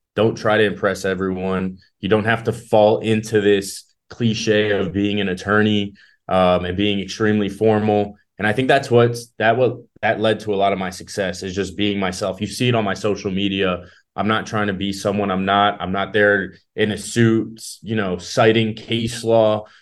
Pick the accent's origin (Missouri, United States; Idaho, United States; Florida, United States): Florida, United States; South; also born or lived in Israel; I moved to Florida when I was five years old. So, I've been here almost all my life